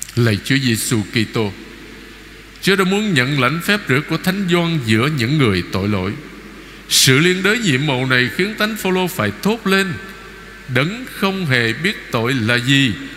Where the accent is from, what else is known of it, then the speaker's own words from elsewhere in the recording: Vietnam; anh chị em chúng ta là người Việt Nam